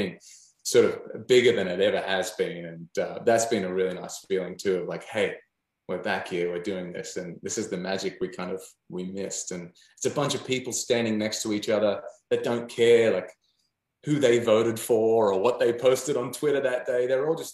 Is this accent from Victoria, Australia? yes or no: no; Newcastle, New South Wales, Australia; moved away as an adult; now in Nashville, United States; my hometown of Newcastle